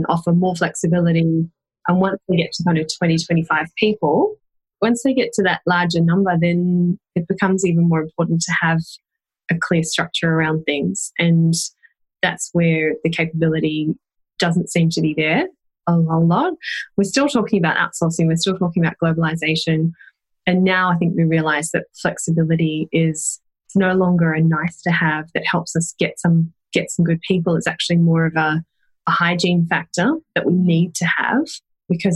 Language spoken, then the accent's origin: English; Australia; now in Wellington, New Zealand; I'm an Australian hiding out in New Zealand